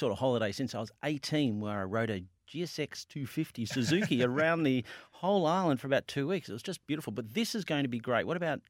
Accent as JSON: {"language": "English", "town": "Melbourne", "region": "Victoria", "country": "Australia", "tie": "born or raised there", "said": "guess where I grew up in Greensboro"}